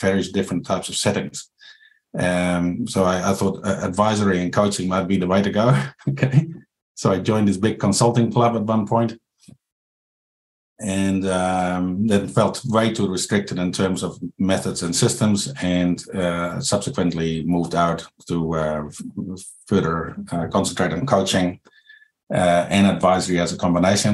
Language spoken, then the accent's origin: English; Netherlands; moved away as an adult; now in New Zealand; I'm from the Netherlands. So it's a different culture here